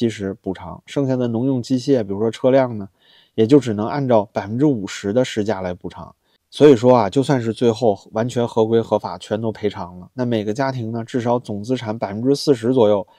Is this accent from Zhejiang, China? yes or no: no; Beijing, China; 我是北京人啊，